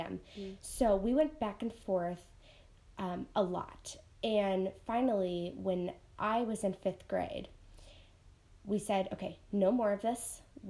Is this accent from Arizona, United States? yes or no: yes; Gilbert, Arizona, United States; also born or lived in Mesa / Illinois; Sure. Okay, so … We were born in Mesa. We grew up in Gilbert for a while, and we were back and forth between Arizona and Illinois a lot because our dad is from Chicago, and our mom is from here.